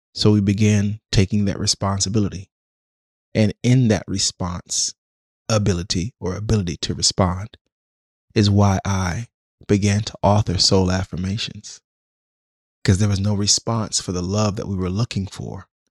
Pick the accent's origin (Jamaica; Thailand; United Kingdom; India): Jamaica; also born or lived in Washington, D.C., United States; now in Oakland, United States; I'm Jamaican